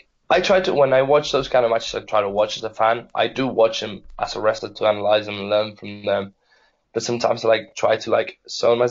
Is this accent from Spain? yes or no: yes; Spain; being Spanish